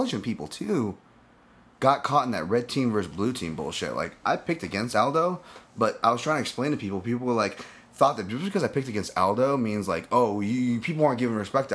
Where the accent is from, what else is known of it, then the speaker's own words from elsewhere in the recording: Hawaii, United States; a Hawaiian born martial artist